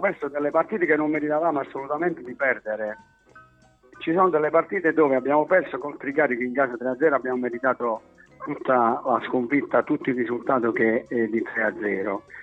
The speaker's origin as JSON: {"language": "Italian", "town": "Oppido Lucano", "region": "Basilicata", "country": "Italy", "said": "tifoso della squadra del mio paese"}